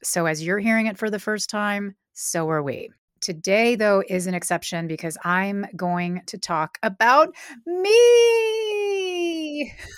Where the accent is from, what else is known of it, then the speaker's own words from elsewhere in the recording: Oakhurst, California, United States; moved away as an adult; now in Los Angeles, United States; So they found a place in Oakhurst, which is an hour north, and a little house. That's where my brother and I were raised.